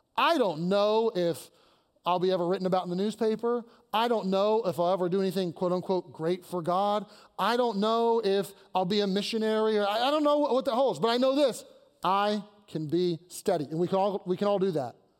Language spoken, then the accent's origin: English; Kentucky, United States; now in Pittsburgh, United States; I'm from Kentucky, where we marry our cousins